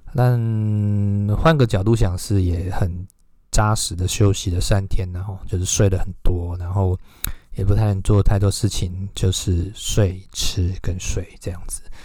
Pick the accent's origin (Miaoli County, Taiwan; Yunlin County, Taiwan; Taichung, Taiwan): Yunlin County, Taiwan; Huwei; moved away; 回到我的家乡湖尾